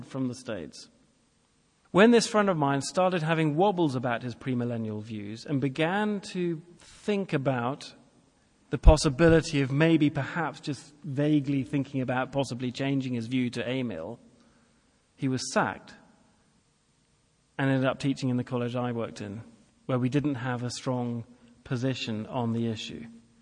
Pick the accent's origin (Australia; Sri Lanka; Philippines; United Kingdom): United Kingdom; England; I'm English